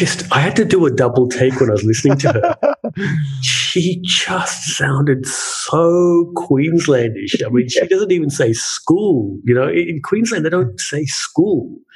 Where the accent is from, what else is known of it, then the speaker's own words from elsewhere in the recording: Malaysia; now in Australia; growing up in Malaysia